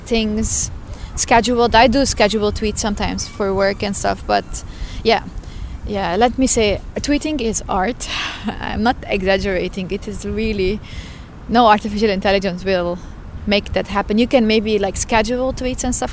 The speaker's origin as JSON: {"language": "English", "country": "Lebanon", "moved": "yes", "lives_now": "Stockholm, Sweden", "said": "I come from Lebanon originally."}